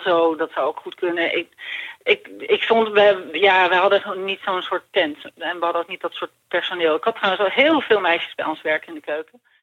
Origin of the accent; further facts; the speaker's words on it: Ireland; moved away; ik groeide op in Ierland